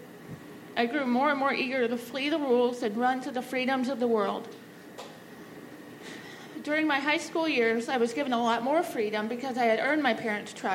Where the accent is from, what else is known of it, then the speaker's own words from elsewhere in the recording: Omaha, Nebraska, United States; I grew up in Omaha and attended the same Lutheran church through high school.